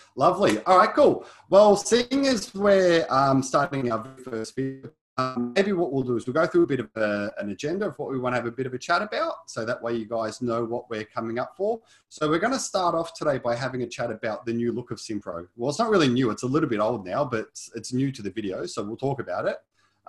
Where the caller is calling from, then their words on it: Melbourne, Victoria, Australia; So I'm coming from lovely Melbourne